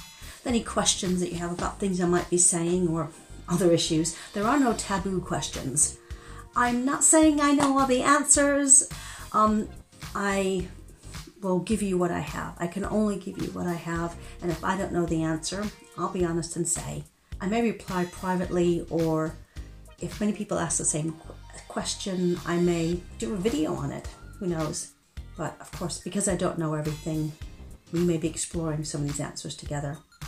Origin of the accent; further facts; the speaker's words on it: United States; accent: transatlantic; now in United Kingdom; although I've been living in the UK longer than I ever lived in the US. So my accent is a bit muddled. I like to say that my accent has left the coast of the US, but hasn't quite arrived in the UK yet.